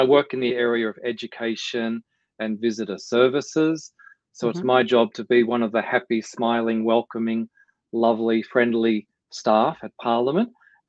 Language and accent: English; Shepparton, Victoria, Australia; moved away as an adult; also born or lived in Melbourne; now in Canberra, Australia; when I was growing up in Shepparton in northern Victoria, way back in the 1970s, I never really imagined that I'd end up living in Canberra